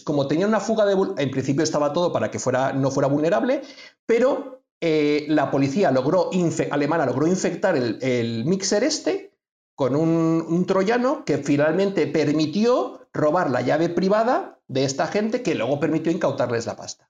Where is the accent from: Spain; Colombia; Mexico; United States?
Spain; soy de España